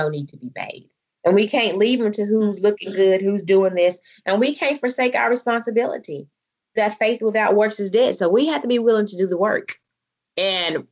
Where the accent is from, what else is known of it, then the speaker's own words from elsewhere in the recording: Selma, Alabama, United States; I'm from Salem now, the heart of the black belt